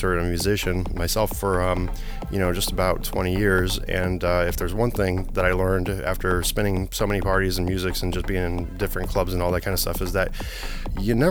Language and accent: English; Poland; moved away; I was born in Poland